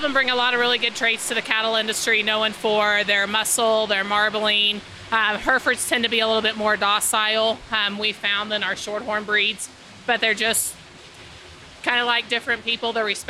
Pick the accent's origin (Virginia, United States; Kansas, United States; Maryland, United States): Kansas, United States; El Dorado; El Dorado, Kansas.